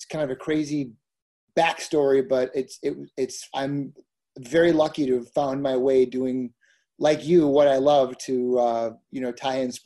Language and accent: English; Minnesota, United States; I grew up in Minnesota